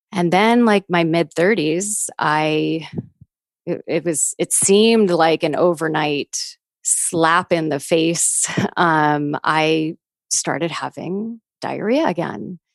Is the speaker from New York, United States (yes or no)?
yes; New York, United States; growing up as a New Yorker